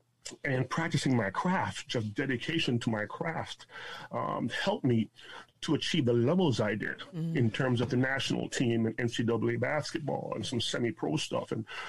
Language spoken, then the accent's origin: English; Jamaica; now in Toronto, Canada; It's an interesting journey that I embarked upon when I immigrated to Canada from Jamaica in 1979. My dad brought my sister and I here. We lived down by Elsington and Davenport in this city in Toronto.